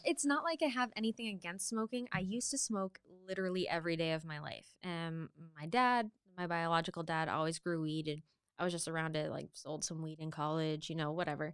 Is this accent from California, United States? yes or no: no; Maine, United States; I'm from Maine, born and raised